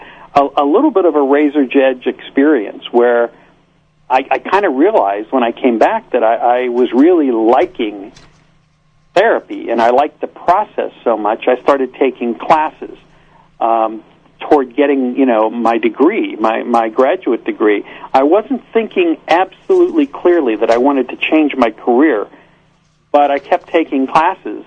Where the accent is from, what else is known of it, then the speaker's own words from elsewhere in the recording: Pittsburgh, Pennsylvania, United States; moved away as an adult; now in Los Angeles, United States; I came from Pittsburgh, where I was born and raised